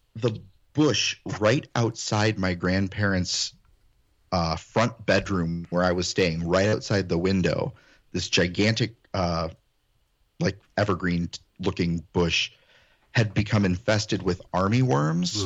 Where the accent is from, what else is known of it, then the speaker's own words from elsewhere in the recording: Illinois, United States; also born or lived in Ohio; I'm first generation Illinoisan